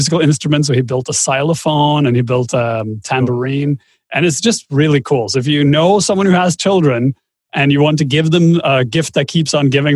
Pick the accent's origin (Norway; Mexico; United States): Norway; I come from Norway.